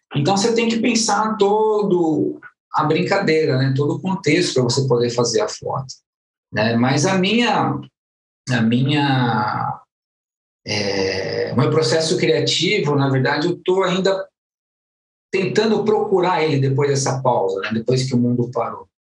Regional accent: Guarulhos, São Paulo, Brazil; nasci em São Paulo, mas toda a vida morei em Guarulhos.

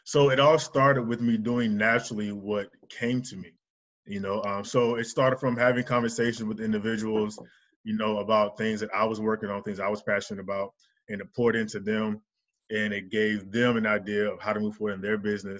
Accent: North Carolina, United States; moved away; also born or lived in Dallas, Texas / Atlanta, Georgia; I'm originally from North Carolina. I spent some time in Dallas, Texas, and Atlanta, Georgia

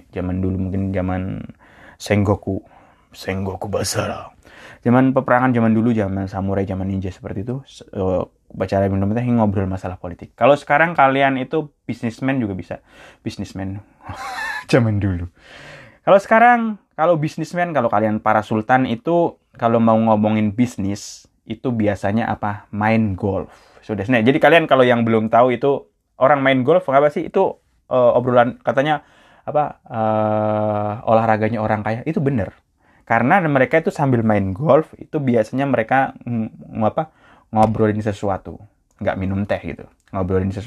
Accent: Java, Indonesia; orang Indonesia orang Jawa kayak saya kan orang Jawa

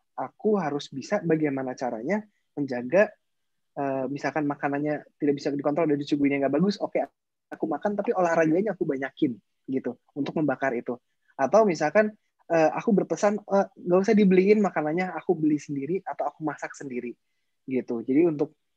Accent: Indonesia; kita lahir di Indonesia

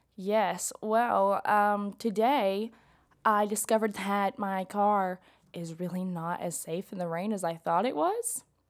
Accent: McMinn County, Tennessee, United States; I'm from McMinn, um, County, where we have, like, crazy storms.

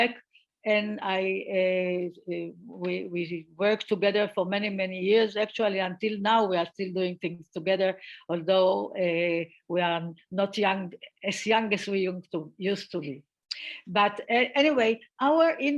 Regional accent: Israel; I grew up in Israel and the atmosphere here was quite good towards women.

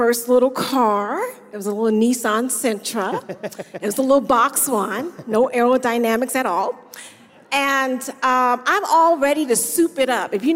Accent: Jersey City, New Jersey, United States; moved away as an adult; also born or lived in Fort Benning, Georgia; I'm from Jersey City, New Jersey

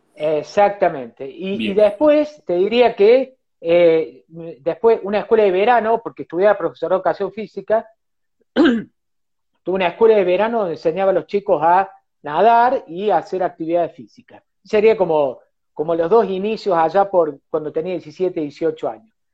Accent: Cosquín, Córdoba, Argentina; yo nací en Cosquín, eh, viví en Cosquín, un, pueblo chico

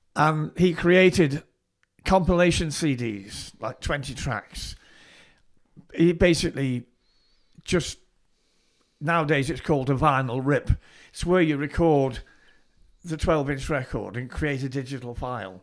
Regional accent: Southport, North West England, United Kingdom; I was born in Southport, I grew up in Southport

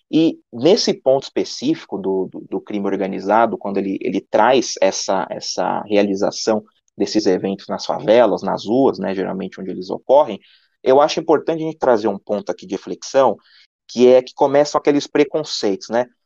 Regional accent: São Paulo, Brazil; O Ícaro e eu somos daqui de São Paulo

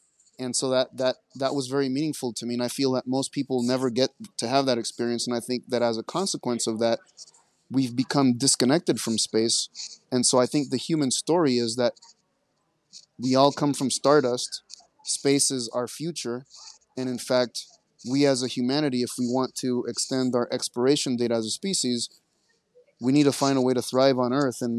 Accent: Caracas, Capital District, Venezuela; born or raised there; moved away; also born or lived in Montana

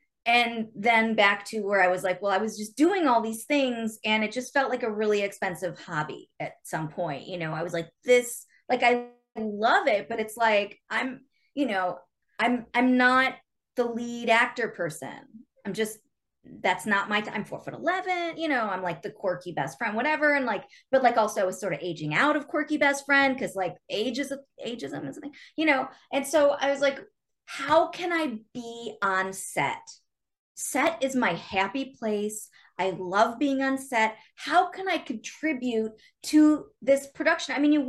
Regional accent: Chicago, Illinois, United States; I grew up watching Second City because, you know, I'm from Chicago. So I used to see those shows in high school because I lived there.

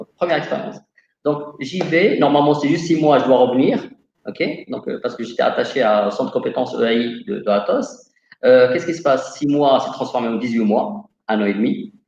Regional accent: Casablanca, Casablanca-Settat, Morocco; moved away as an adult; also born or lived in Montpellier, France; Je suis originaire de Casablanca, au Maroc. j'ai fait un lycée F2

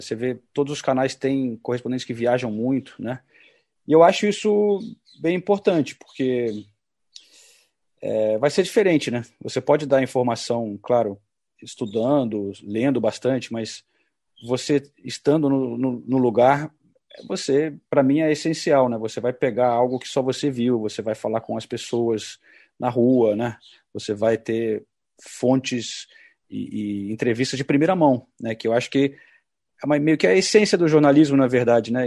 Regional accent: Brazil; moved away as an adult; now in London, United Kingdom; já estou há muito tempo longe do Brasil, né? Mais de 30 anos

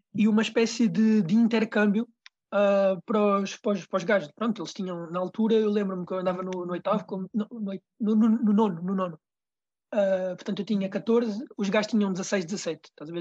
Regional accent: Rio de Mouro, Lisbon, Portugal; Eu sou, eu sou de Rio de Moro

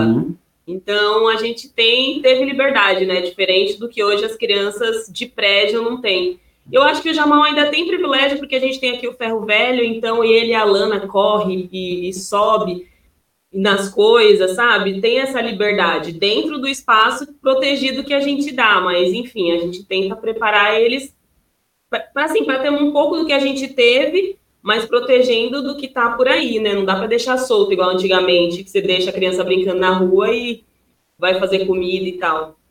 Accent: Piauí, Brazil; moved away; Eu sou do Piauí, né? Eu Sim. nasci lá e cresci lá

